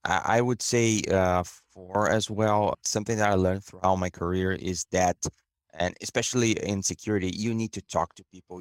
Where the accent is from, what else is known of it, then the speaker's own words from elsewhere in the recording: Brazil; moved away as an adult; now in Canada; back in Brazil, my hometown, and I came to Canada in two thousand eighteen